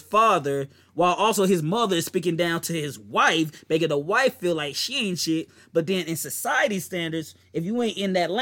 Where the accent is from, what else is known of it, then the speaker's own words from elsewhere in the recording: the South, United States; I'm from the South